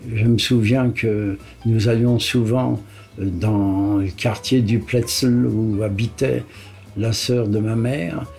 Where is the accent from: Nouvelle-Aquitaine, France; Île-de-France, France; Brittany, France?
Île-de-France, France; Paris; je suis né à Paris, et à Paris à l'hôpital Rothschild